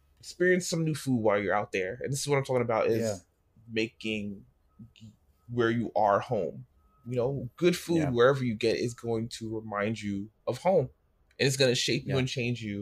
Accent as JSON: {"language": "English", "region": "New York", "country": "United States", "said": "I went to Chicago and I'm from New York"}